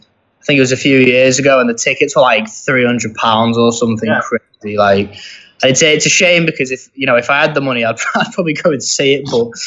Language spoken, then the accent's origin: English; Liverpool, North West England, United Kingdom; I'm from Liverpool